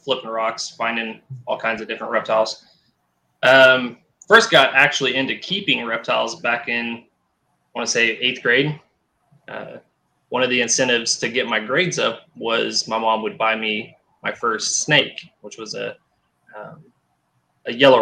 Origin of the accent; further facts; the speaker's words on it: Dodge City, Kansas, United States; also born or lived in Wichita, Kansas; I was born in Dodge City, Kansas, good old Boot Hill. Moved to Wichita when I was around 13 or so with my mom